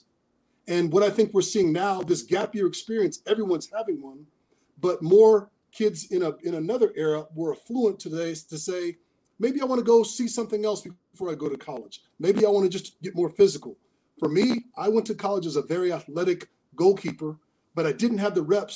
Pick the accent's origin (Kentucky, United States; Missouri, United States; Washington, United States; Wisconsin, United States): Washington, United States; Seattle; me as a kid in Seattle